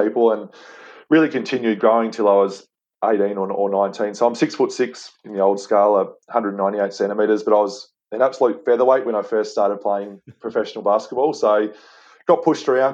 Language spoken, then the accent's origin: English; Hobart, Tasmania, Australia; moved away as an adult; also born or lived in Brisbane / Adelaide; I grew up in Hobart in Tasmania, and that's where basketball started for me.